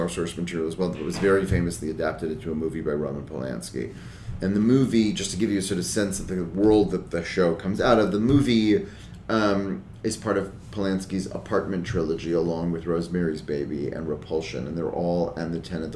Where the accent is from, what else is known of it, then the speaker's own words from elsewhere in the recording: New York, United States; I grew up in New York